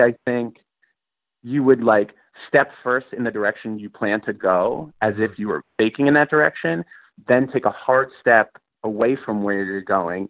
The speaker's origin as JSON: {"language": "English", "town": "Bethpage", "region": "New York", "country": "United States", "tie": "born or raised there", "said": "we grew up in Bethpage"}